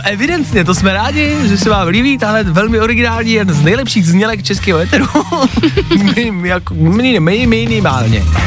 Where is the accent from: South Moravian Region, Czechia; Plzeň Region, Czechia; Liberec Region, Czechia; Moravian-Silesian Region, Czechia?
Plzeň Region, Czechia; Pilsen; jsem z Plzně